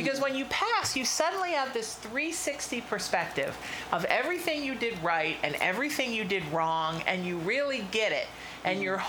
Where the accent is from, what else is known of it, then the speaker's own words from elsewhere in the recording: Huntington Beach, California, United States; moved away; also born or lived in Connecticut / Chicago; I moved back to my hometown, because both my best friends are there, my girlfriend's there. Right, Huntington Beach